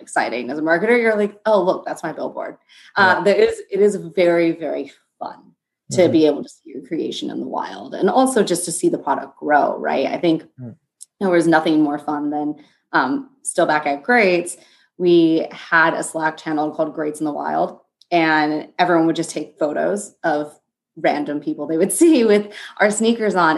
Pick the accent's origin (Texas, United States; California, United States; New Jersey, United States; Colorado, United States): California, United States; Los Angeles; moved away as an adult; now in New York, United States; i'm currently in new york i'm in downtown manhattan um, but I'm from Los Angeles